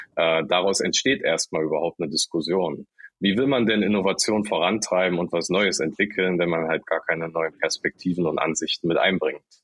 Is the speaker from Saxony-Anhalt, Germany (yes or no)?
yes; Saxony-Anhalt, Germany; now in Hamburg, Germany; kein gebürtiger, sondern zugezogener Hamburger, komme aus Sachsen-Anhalt, aus dem Dörflichen ganz ursprünglich